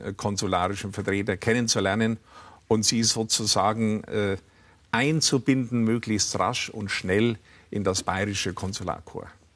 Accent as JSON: {"language": "German", "area": "Upper Franconia", "region": "Bavaria", "country": "Germany", "tie": "born or raised there", "also_born_or_lived": "Nuremberg / Munich", "said": "Ich bin in Oberfranken aufgewachsen"}